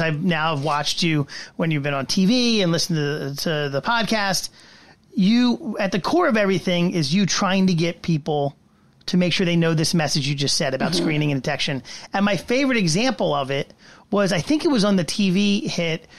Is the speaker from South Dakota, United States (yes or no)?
no; New Jersey, United States; I'm a South Jersey guy from South Jersey.